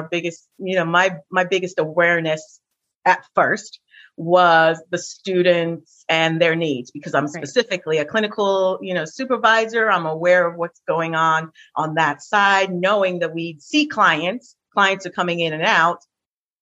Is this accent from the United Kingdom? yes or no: yes; England, United Kingdom; now in New York City, United States; I'm from England